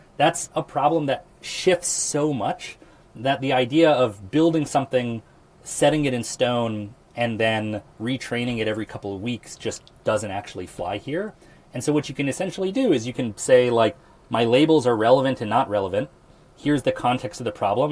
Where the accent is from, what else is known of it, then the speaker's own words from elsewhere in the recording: Lincoln, Nebraska, United States; I'm from Lincoln, Nebraska